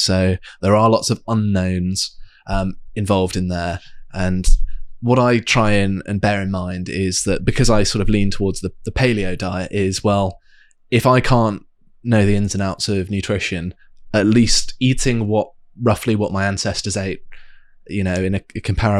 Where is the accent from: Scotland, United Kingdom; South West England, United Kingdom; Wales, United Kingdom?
South West England, United Kingdom; It might be the sort of residual paganism that growing up in Devon has given me, or something, whereby there's a certain amount of reverence and appreciation.